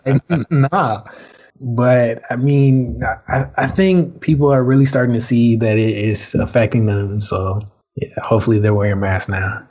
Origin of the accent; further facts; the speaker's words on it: Surry County, Virginia, United States; moved away as an adult; also born or lived in Brooklyn, New York; I'm from Surrey County, Virginia.